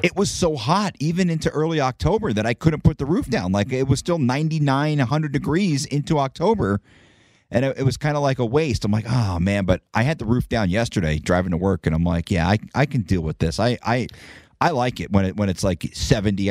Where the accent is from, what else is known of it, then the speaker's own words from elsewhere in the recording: Northeast, United States; moved away; I grew up in the Northeast.